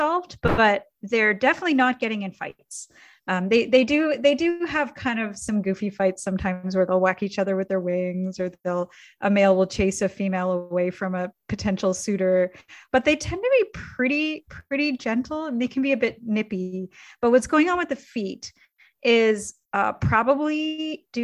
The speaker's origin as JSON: {"language": "English", "country": "Canada", "tie": "born or raised there", "said": "I grew up in Canada"}